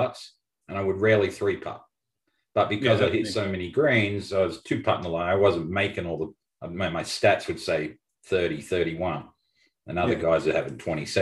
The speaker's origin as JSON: {"language": "English", "town": "Melbourne", "region": "Victoria", "country": "Australia", "tie": "born or raised there", "moved": "yes", "said": "growing up in Melbourne"}